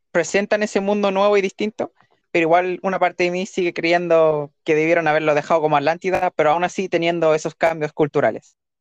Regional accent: Chile; nosotros somos chilenos, no somos mexicanos

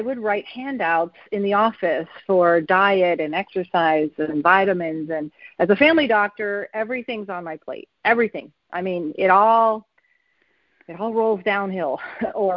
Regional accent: New York, United States; moved away; I'm from New York originally

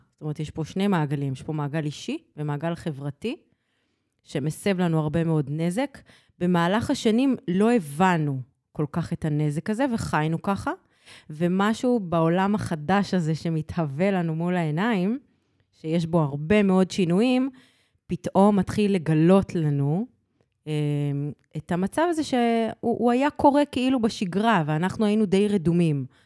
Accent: Petah Tikva, Central District, Israel; also born or lived in Arad; עברנו לפתח תקווה

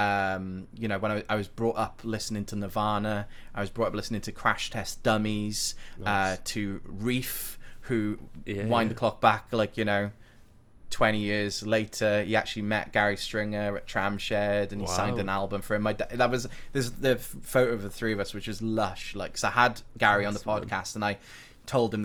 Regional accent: Blackwood, Wales, United Kingdom; also born or lived in Cardiff; So I'm a Blackwood boy. I'm from Blackwood, right?

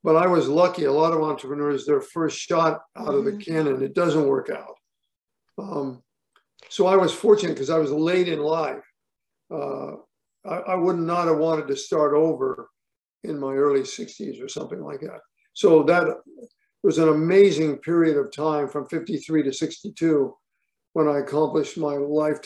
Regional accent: Portland, Oregon, United States; moved away; I grew up in Portland, Oregon.

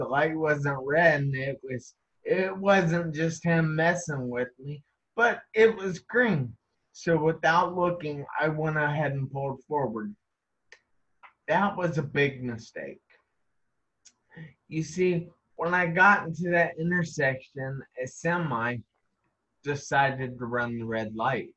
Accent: Ohio, United States; I am from Ohio, United States

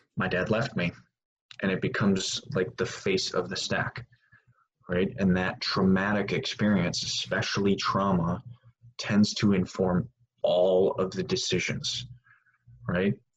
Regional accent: Wisconsin, United States; I grew up in Wisconsin

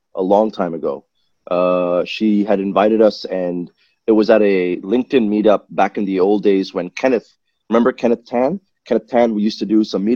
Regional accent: Malaysia; I was born in Malaysia

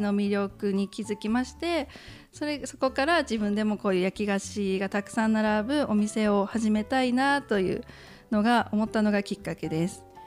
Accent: Rishiri Island, Hokkaido, Japan; moved away as an adult; now in Wakkanai, Japan; 二人とも利尻島出身

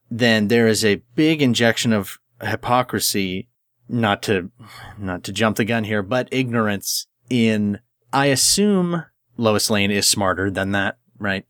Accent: Canada; I'm Canadian

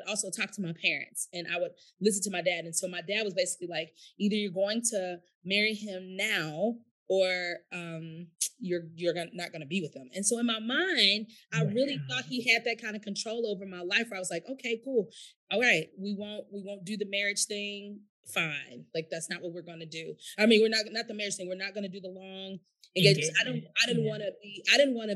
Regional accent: St. Louis, Missouri, United States; I'm from St. Louis

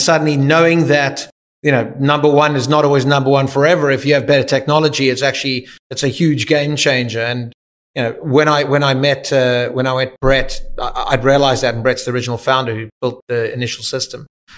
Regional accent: Cape Town, Western Cape, South Africa; Yeah, 100%. Yeah. I mean, I grew up. I remember the first time I went to London and I couldn't see the sea

